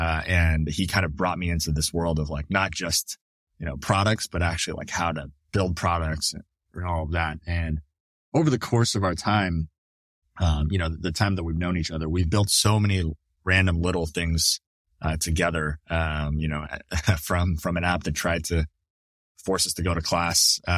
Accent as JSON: {"language": "English", "country": "Canada", "lives_now": "United States", "said": "you know, as a Canadian, I needed to actually go to a place that would sponsor my visa."}